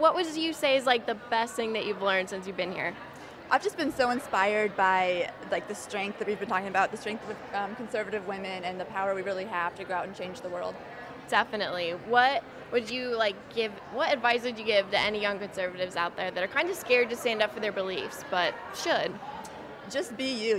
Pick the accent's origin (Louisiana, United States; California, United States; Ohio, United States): Ohio, United States; I'm from Ohio, and I'm 14